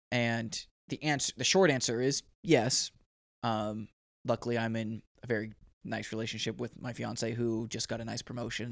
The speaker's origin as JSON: {"language": "English", "region": "Oregon", "country": "United States", "moved": "yes", "said": "I'm from Oregon"}